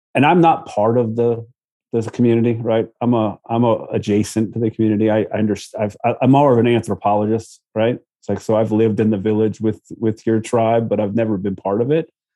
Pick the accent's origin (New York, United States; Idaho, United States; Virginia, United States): Virginia, United States; Virginia Beach; I knew Virginia Beach. I was from Virginia Beach